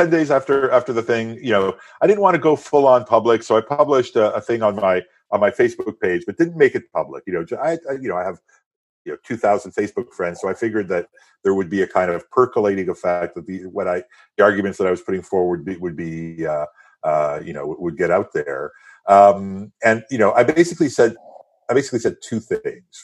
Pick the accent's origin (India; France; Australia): France; first language French; English is a second language; and into sort of early adulthood uh, in France and became a French citizen. I'm a French citizen. My mother tongue is French.